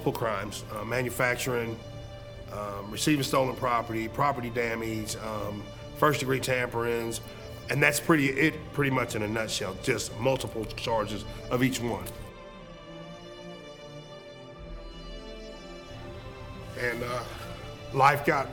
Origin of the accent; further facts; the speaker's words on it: Springfield, Missouri, United States; I grew up in North Springfield